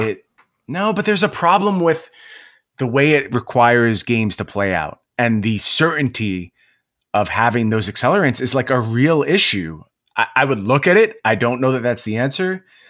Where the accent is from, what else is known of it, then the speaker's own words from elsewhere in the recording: New York, United States; moved away; I was from New York